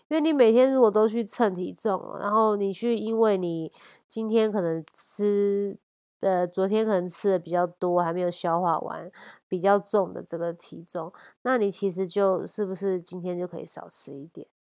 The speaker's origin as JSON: {"language": "Chinese", "country": "Taiwan", "tie": "born there", "said": "那我觉得我们生在台湾是真的太幸福，随时都有好吃的东西，然后好吃美味各国食物到处都是。"}